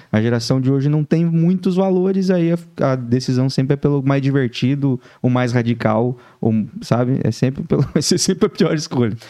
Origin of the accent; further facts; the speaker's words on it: Laranjeiras do Sul, Paraná, Brazil; moved away as an adult; nascido e criado em Laranjeiras do Sul, interior do Paraná